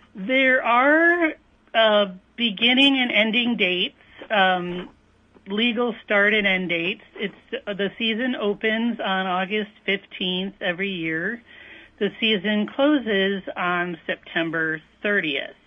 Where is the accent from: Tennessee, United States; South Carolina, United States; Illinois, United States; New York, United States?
Illinois, United States; northern; moved away as an adult; also born or lived in Wisconsin; now in Minnesota, United States; I grew up in northern Illinois, so I am a transplant